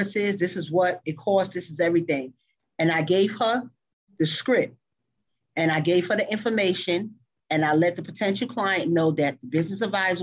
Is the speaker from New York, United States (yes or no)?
yes; New York, United States; moved away as an adult; now in Texas, United States; I'm from New York.